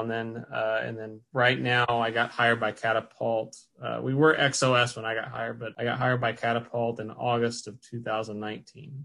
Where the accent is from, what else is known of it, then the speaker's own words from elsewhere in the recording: Brownstown, Indiana, United States; I'm from Brownstown, uh, so that's where went to Brownstown Central and graduated from there